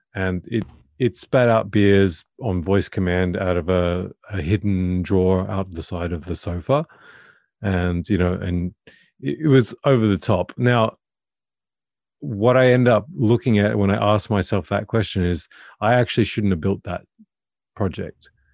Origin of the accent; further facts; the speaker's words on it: Australia; moved away as an adult; now in Norway; I'm Australian and I'm living in Norway of all places